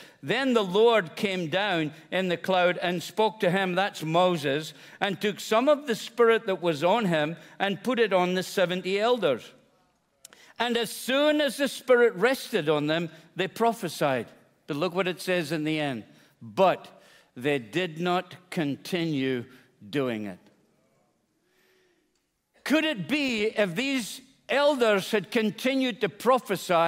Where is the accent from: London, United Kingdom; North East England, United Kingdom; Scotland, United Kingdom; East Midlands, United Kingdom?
Scotland, United Kingdom; moved away; I'm a Scotsman